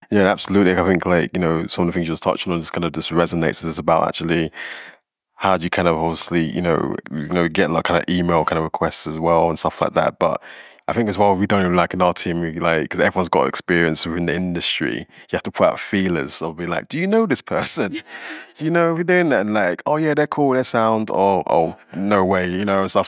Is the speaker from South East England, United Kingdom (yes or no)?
no; London, United Kingdom; now in Scotland, United Kingdom; I'm from London. I see amazing things happening there, but I'm passionate about Scotland, where I live